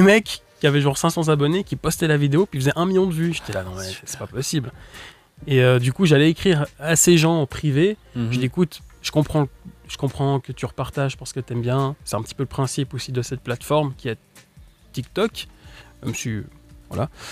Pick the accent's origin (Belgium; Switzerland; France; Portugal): Switzerland; je viens de Suisse, puis j'ai quand même un public plus français que suisse